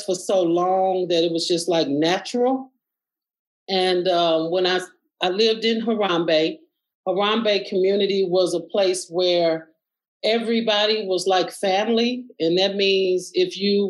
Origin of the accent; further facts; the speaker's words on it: Chicago, Illinois, United States; moved away as an adult; now in Milwaukee, United States; my father had just died in Chicago. And when he died, I really felt like I was alone by myself in a city full of people that I grew up with and knew